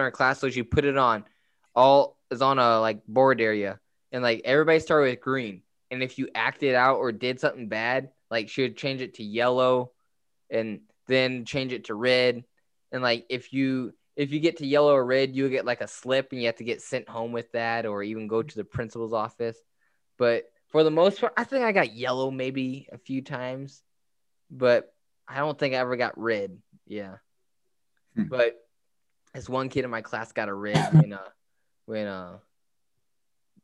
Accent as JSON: {"language": "English", "town": "Moundridge", "region": "Kansas", "country": "United States", "tie": "born or raised there", "moved": "yes", "said": "my hometown of Mound Ridge"}